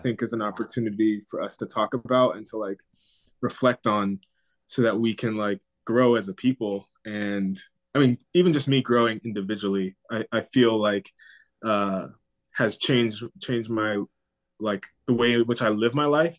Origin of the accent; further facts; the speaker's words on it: Southern California, United States; also born or lived in Maryland; now in New York, United States; growing up in Southern California